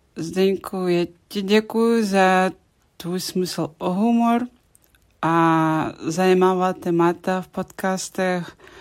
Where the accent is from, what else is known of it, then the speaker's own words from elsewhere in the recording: France; Czech is a second language; jsem z Francie